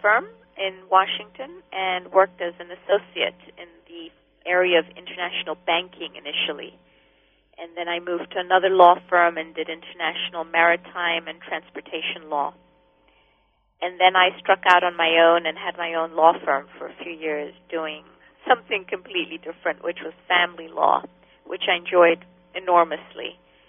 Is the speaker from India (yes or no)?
no; Kenya; also born or lived in England / Israel; Well, growing up in Kenya, which was a Christian country, I was exposed to Christian teachings. I went to Christian schools. I went to churches.